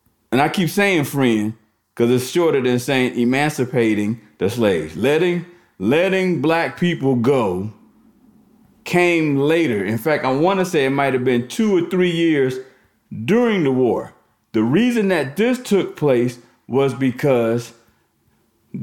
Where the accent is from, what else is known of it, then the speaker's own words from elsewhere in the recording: the North, Northern United States, United States; being a Northerner